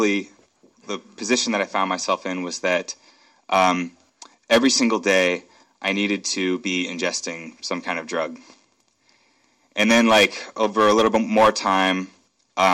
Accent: Akron, Ohio, United States; now in Seattle, United States; I'm from Akron, Ohio. It's where I was born and raised in the suburbs there

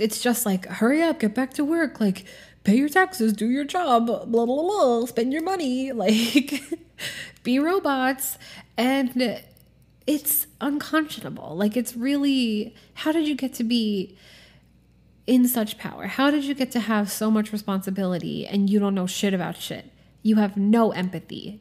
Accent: Norfolk, Virginia, United States; I grew up in Norfolk, Virginia, which is a military town.

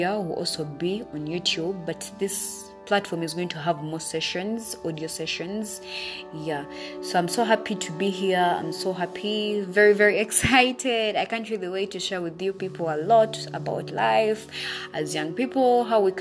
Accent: Uganda; I am from Uganda and I'm a university student

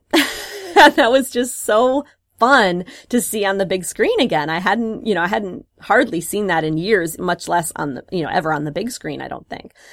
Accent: Wisconsin, United States; moved away; I grew up in Wisconsin

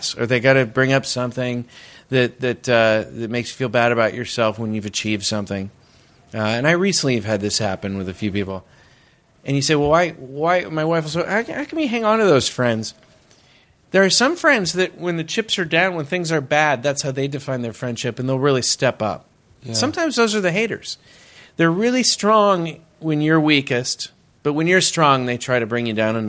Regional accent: Northern California, United States; I'm from Northern California

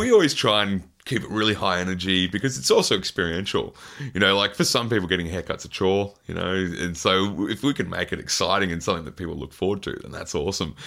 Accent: Queensland, Australia; especially being a Queenslander

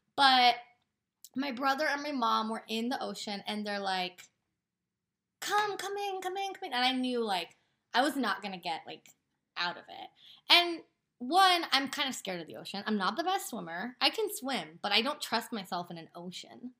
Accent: Portland, United States; We're from Portland

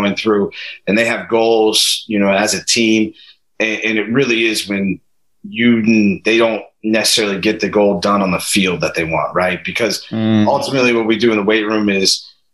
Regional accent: Pickerington, Ohio, United States; moved away as an adult; now in New York, United States; I'm from Columbus, Ohio, a suburb of it called Pickerington, Ohio

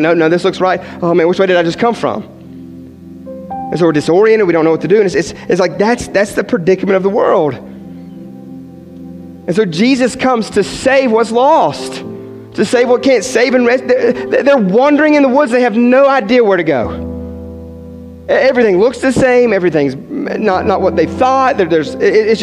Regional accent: West Virginia, United States; growing up in West Virginia

